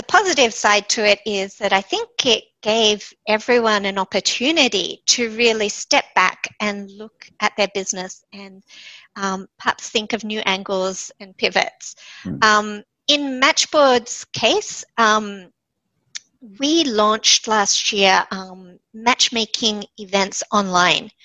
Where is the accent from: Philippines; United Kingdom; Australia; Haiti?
Australia; Sydney, New South Wales; moved away as an adult; also born or lived in Japan / New York / San Francisco / Israel; when I came home to Sydney, which is my hometown